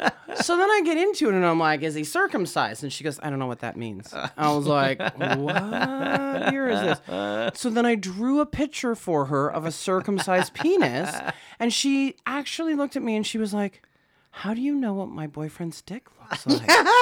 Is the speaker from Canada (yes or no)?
yes; Saskatoon, Saskatchewan, Canada; born or raised there; moved away